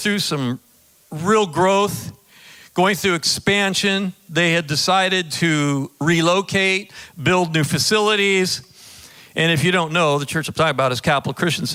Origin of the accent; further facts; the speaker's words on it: Pacific Northwest, United States; moved away as an adult; also born or lived in Orange County, California; now in Sacramento, United States; I grew up in the Pacific Northwest